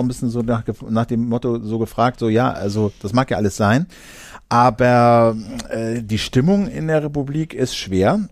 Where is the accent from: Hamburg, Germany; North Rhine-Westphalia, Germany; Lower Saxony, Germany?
Lower Saxony, Germany; Uelzen district; im Landkreis Uelzen, da wo ich halt zur Schule gegangen bin